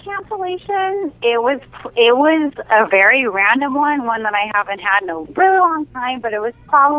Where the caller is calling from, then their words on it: San Diego, California, United States; I'm calling from San Diego, California.